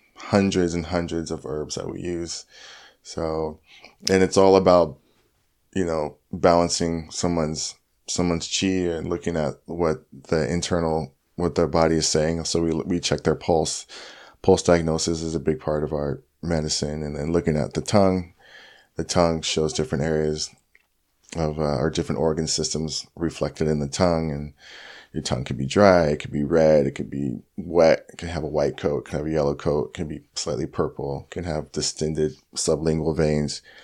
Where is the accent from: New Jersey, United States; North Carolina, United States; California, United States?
California, United States; Orange County, LA County; also born or lived in Santa Cruz / Long Beach / Huntington Beach / Lake Forest; I grew up in Orange County, L A County, um, yeah, Long Beach, Huntington Beach, um, went to high school in Lake Forest, El Toro